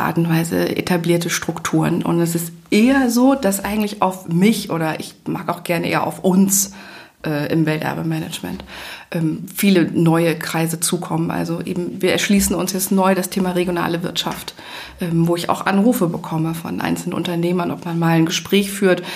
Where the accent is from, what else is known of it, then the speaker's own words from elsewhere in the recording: Leipzig, Saxony, Germany; moved away as an adult; Also ich komme selber aus einer Großstadt, ich komme eigentlich aus Leipzig